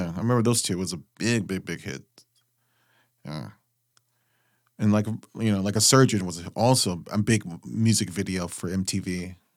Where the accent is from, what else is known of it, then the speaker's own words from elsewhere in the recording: West Coast, United States; we're from the West Coast